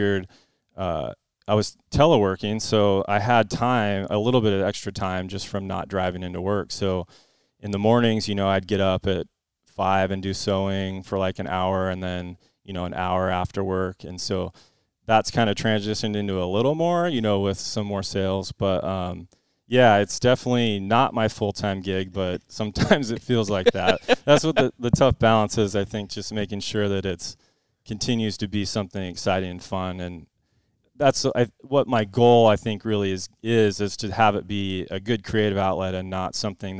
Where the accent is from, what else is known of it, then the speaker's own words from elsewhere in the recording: West Linn, Oregon, United States; also born or lived in Bellevue, Washington; my family, we moved down to Westland when I was in second grade